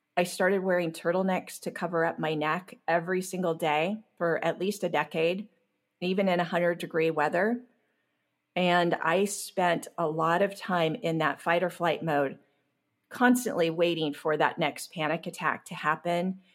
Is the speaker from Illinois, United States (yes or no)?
no; Long Beach, California, United States; I grew up in Long Beach, California.